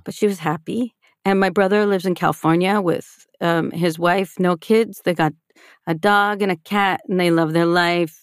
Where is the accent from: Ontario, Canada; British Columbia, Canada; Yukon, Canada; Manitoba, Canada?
Ontario, Canada; Toronto; I grew up in a conservative Jewish family on the outskirts of Toronto